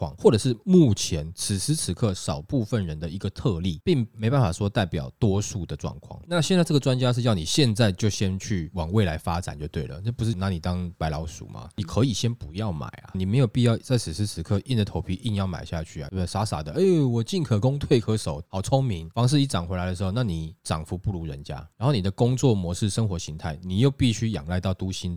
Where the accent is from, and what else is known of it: Taiwan